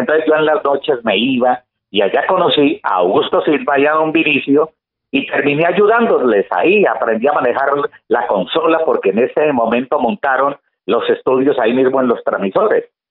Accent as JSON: {"language": "Spanish", "town": "Guamo", "region": "Tolima", "country": "Colombia", "tie": "born or raised there", "said": "nací en el Guamo"}